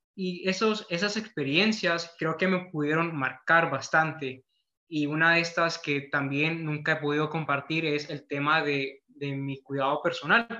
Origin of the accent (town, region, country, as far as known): Honduras